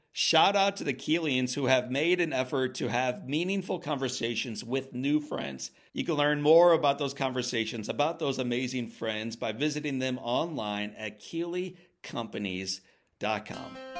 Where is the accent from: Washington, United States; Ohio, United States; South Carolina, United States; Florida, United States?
Ohio, United States; I grew up in Ohio